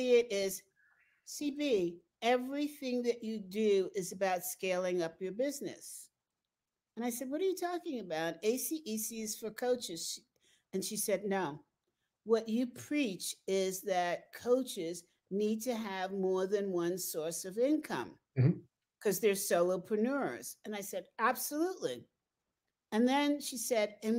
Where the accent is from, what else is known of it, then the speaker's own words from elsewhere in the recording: New York, United States; now in Colorado, United States; I'm a New Yorker